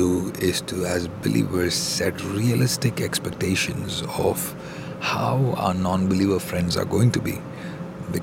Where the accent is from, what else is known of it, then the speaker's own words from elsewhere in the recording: India; growing up in India